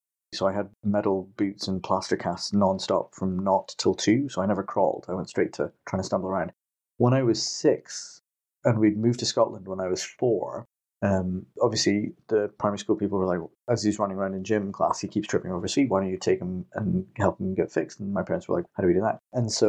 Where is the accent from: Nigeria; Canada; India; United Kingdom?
India; born there; So I'm 40. I was born in 78 in India